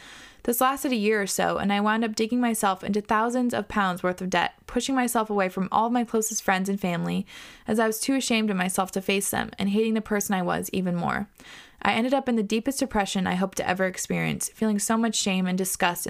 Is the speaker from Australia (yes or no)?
yes; Australia; born or raised there